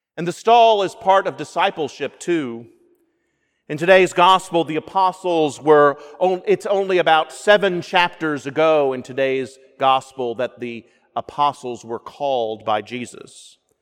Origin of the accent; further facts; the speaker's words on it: the South, United States; Being a Southerner